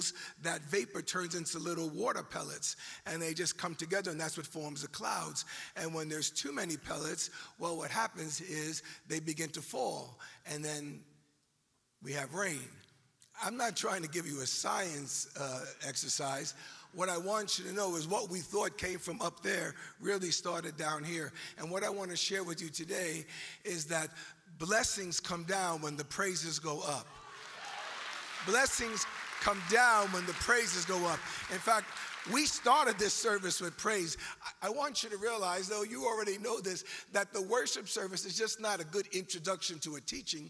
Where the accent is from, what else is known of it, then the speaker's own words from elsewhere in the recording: New York, United States; accent: New York; this is a New York accent